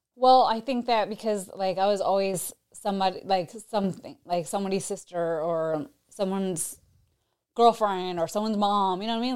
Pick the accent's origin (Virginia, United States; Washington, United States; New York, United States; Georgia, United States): New York, United States; now in Tampa, United States; I'm from New York, but I have, have lived in Tampa for the past twenty years